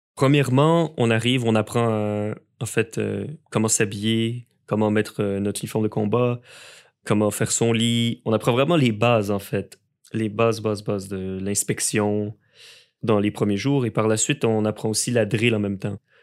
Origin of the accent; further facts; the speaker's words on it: Montreal, Quebec, Canada; also born or lived in Lévis; je suis originaire de Montréal